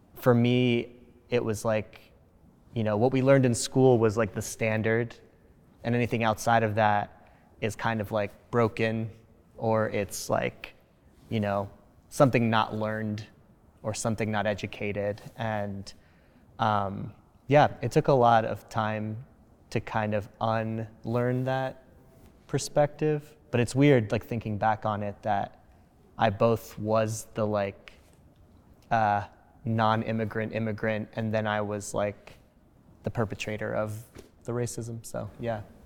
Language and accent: English; New Jersey, United States; English is a second language; growing up in New Jersey to two immigrant parents